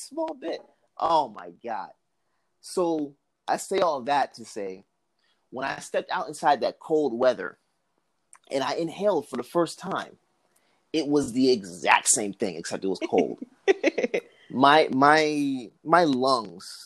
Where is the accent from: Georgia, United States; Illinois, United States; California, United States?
Georgia, United States; also born or lived in Newark, New Jersey; I was born in Newark, New Jersey. I stayed up there till I was 2. Moved down here. All I pretty much know is Georgia